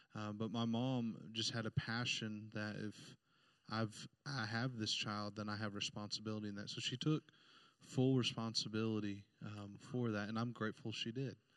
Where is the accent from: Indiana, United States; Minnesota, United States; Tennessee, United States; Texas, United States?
Indiana, United States; Indianapolis; I was born uh, in Indianapolis, downtown uh, Indiana, and and we grew up on the just the outskirts of of that city